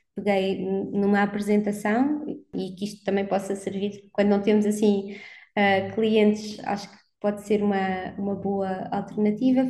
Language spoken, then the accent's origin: Portuguese; Algarve, Portugal; moved away as an adult; now in Lisbon, Portugal; cresci no Algarve, portanto, dos meus 8 aos 18 anos